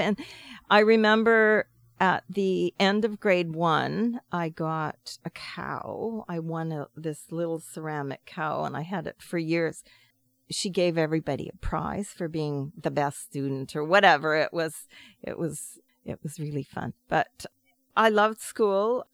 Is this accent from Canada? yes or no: yes; Pender Island, British Columbia, Canada; born or raised there; also born or lived in Ganges, Salt Spring Island